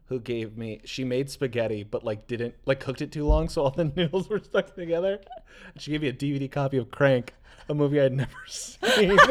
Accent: Brookfield, Wisconsin, United States; We had two malls in my hometown. There's Brookfield Square

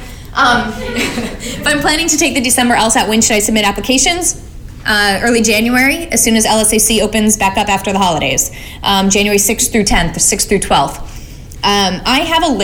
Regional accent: Alabama, United States; now in Oakland, United States; I'm from Alabama

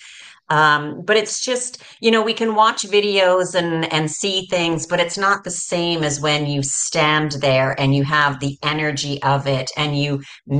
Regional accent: Canada; moved away as an adult; I'm originally from Canada, as you said, but I left Canada in 2011. I've lived in five different countries

